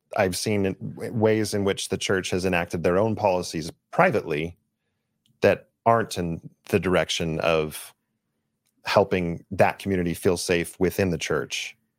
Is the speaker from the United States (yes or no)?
yes; Los Angeles, California, United States; I grew up in Los Angeles area